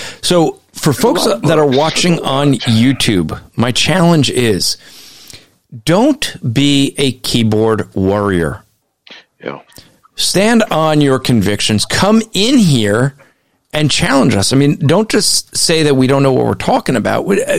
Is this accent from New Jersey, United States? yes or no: yes; New Jersey, United States; I'm from Jersey